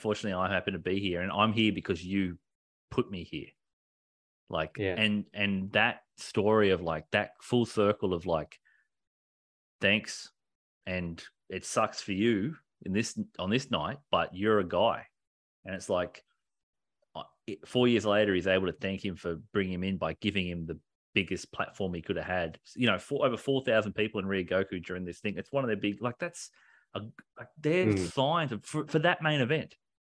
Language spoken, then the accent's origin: English; Japan; English is a second language; I'm a Japanese! I grew up in Japan